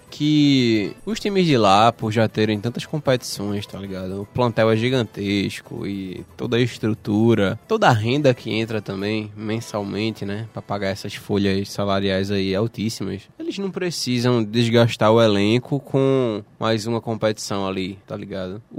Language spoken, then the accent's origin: Portuguese; Recife, Pernambuco, Brazil; nós que somos aqui de Recife, como Santa e Náutico